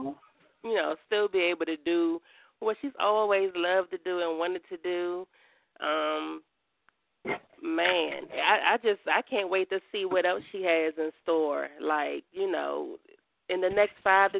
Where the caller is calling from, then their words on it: Maryland, United States; I'm calling from Maryland